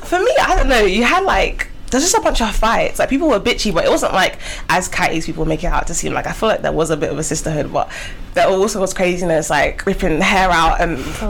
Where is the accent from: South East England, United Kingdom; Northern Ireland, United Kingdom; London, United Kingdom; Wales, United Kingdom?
London, United Kingdom; I'm from South East. Not ashamed to say I'm from the trenches. But yeah, not from Peckham, but I live near Peckham